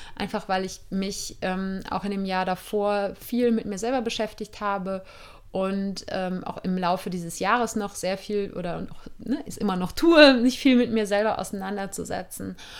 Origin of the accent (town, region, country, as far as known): Germany; born or raised there; moved away as an adult